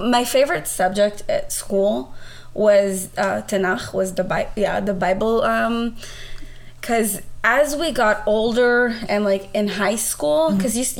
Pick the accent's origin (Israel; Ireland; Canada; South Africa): Israel; now in United States; growing up in Israel, I went to, I guess, what you would call here public school.